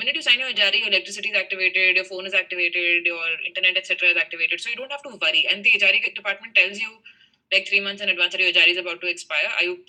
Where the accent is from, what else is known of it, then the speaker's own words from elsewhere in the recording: India; moved away; As an Indian